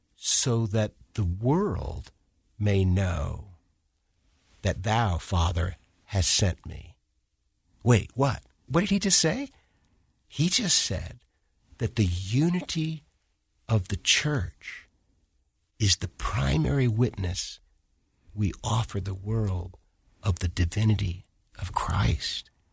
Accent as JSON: {"language": "English", "town": "Washington", "region": "District of Columbia", "country": "United States", "tie": "born or raised there", "said": "I grew up in Washington, D C."}